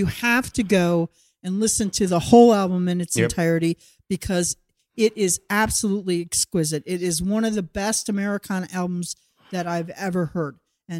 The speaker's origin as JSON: {"language": "English", "region": "Wisconsin", "country": "United States", "tie": "born or raised there", "said": "I lived in Wisconsin. Meanwhile, I'm growing up in Wisconsin."}